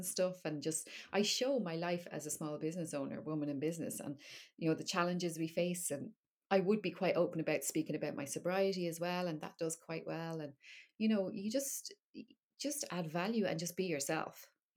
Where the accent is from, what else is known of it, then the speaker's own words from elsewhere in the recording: Dublin, Leinster, Ireland; now in Wexford, Ireland; I am from Dublin, yeah. But I live in Wexford now in the southeast